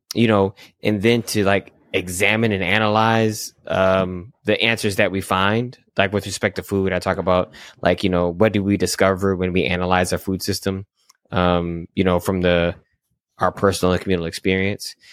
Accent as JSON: {"language": "English", "region": "Michigan", "country": "United States", "tie": "born or raised there", "said": "I grew up in Michigan"}